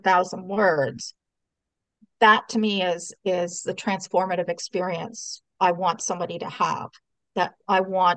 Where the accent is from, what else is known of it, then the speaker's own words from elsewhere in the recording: Canada; I was born here in Canada, so I'm first generation Canadian